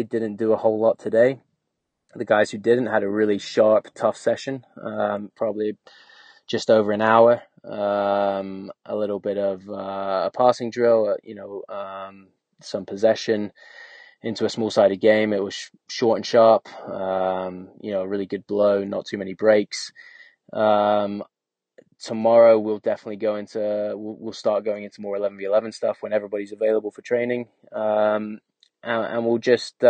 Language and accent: English; England, United Kingdom; moved away as an adult; growing up in England